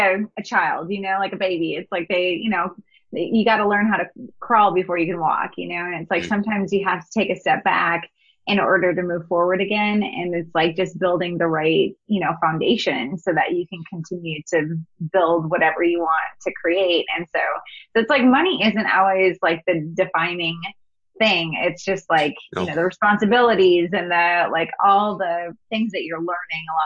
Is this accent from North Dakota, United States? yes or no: yes; North Dakota, United States; I'm from the United States, and, you know, growing up, we lived in Northern US. So North Dakota is where I was raised